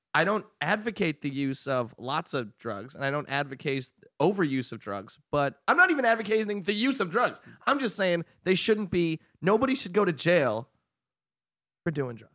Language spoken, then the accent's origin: English; Long Island, New York, United States; I grew up in Long Island, public school is a good district.